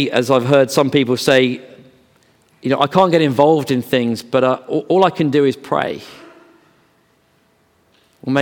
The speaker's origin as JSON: {"language": "English", "town": "Bedford", "region": "East of England", "country": "United Kingdom", "tie": "born or raised there", "said": "I grew up in Bedford, so John Bunyan's land."}